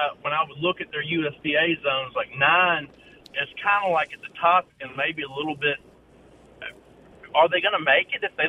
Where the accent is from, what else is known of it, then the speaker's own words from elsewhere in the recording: Oxford, Mississippi, United States; moved away as an adult; also born or lived in New Orleans; I'm from Oxford